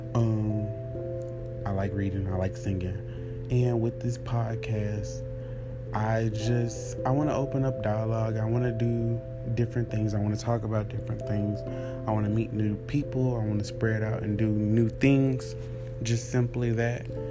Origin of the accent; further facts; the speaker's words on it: Beaumont, Texas, United States; I'm from Beaumont, Texas.